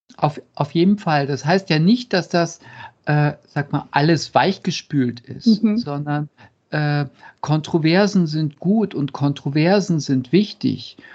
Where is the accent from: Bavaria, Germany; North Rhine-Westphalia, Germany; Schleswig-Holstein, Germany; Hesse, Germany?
North Rhine-Westphalia, Germany; Cologne; ich komme aus Köln